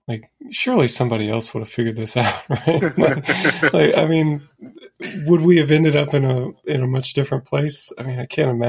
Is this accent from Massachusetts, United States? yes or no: no; Indiana, United States; moved away as an adult; also born or lived in Colorado Springs, Colorado; I grew up in Indiana and went to college at the Air Force Academy in Colorado Springs